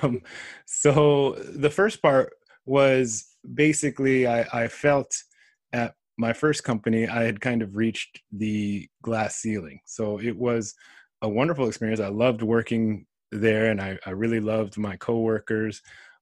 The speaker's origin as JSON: {"language": "English", "region": "California", "country": "United States", "tie": "born or raised there", "also_born_or_lived": "Riverside", "moved": "as an adult", "lives_now": "Japan", "said": "growing up in California, I was influenced by almost everything Japan."}